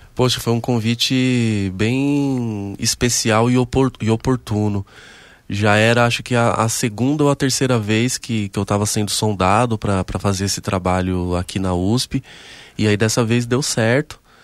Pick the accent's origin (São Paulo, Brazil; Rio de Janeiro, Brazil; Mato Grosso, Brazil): São Paulo, Brazil; Mauá; na cidade de Mauá, que é onde eu nasci e me criei, né? Eu sou do ABC paulista